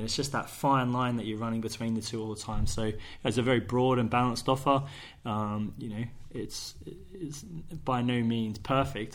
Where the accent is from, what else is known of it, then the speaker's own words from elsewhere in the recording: Sydney, New South Wales, Australia; moved away as an adult; now in Guernsey; I grew up in Sydney, um, or Bankstown in southwest Sydney.